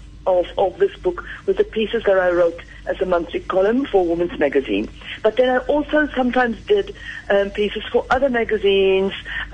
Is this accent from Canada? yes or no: no; South Africa; moved away as an adult; now in France; I still feel very much South African. I think I'm terminally South African